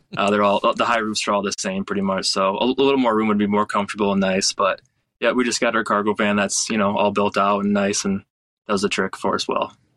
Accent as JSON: {"language": "English", "region": "Michigan", "country": "United States", "tie": "born or raised there", "moved": "yes", "said": "my home state of Michigan"}